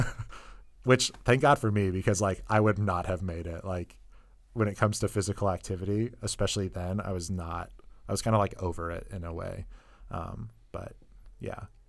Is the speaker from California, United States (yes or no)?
yes; Northern California, United States; moved away as an adult; also born or lived in Colorado; I'm originally from Northern California.